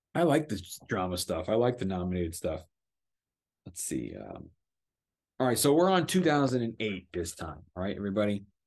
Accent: Los Angeles, California, United States; I was raised in Los Angeles, California

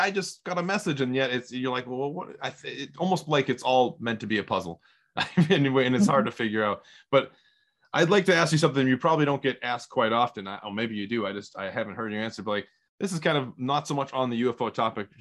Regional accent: southeastern Massachusetts, United States; I grew up in Massachusetts and southeastern Massachusetts

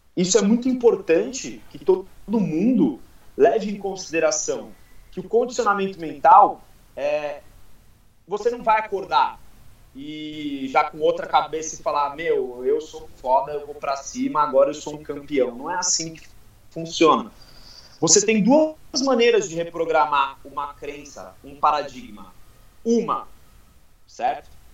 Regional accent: Guarujá, São Paulo, Brazil; Eu, eu sou do Guarujá

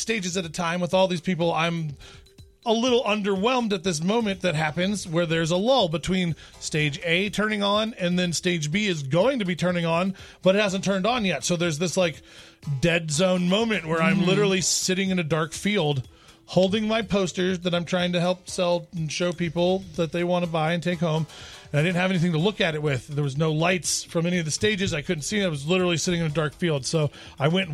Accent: Louisville, Kentucky, United States; my hometown, Louisville, Kentucky

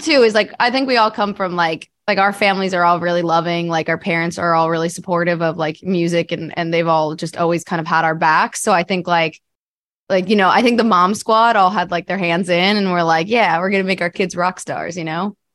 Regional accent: New Jersey, United States; I grew up in New Jersey

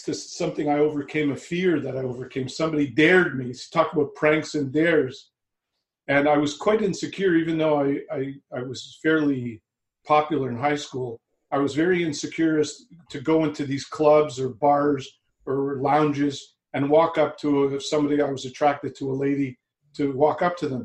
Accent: Montreal, Quebec, Canada; also born or lived in Vancouver, Canada; now in Toronto, Canada; I was born in Montreal in Canada and lived for the last 25 years in Vancouver.

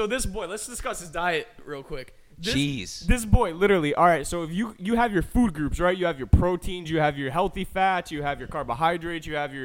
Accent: New Jersey, United States; I grew up in Jersey

